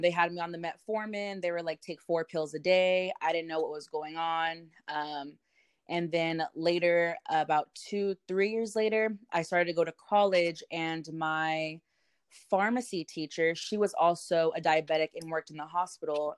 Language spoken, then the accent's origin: English; Modesto, California, United States; also born or lived in Salida, California; I am from Modesto, California, or Salida. They're pretty much right next to each other